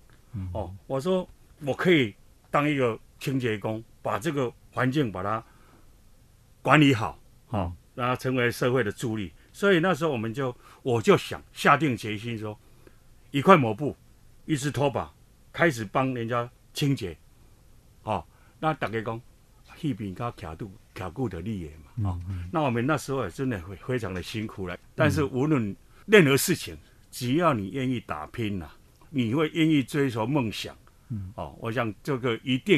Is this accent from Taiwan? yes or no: yes; Hsinchu, Taiwan; 我是新竹人，我是林根人。我想相信林根人，新竹会更好哈。